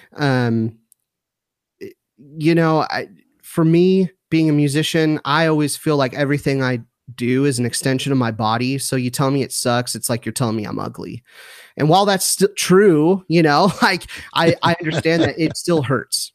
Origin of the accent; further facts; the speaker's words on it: Southern California, United States; moved away as an adult; now in McKinney, United States; my wife and I were born and raised in Southern California